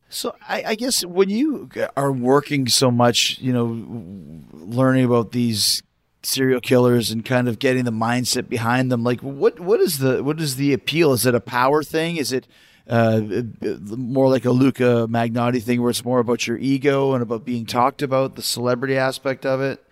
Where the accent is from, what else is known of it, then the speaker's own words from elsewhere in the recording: Canada; moved away; I'm from Canada, and I wasn't living there at the time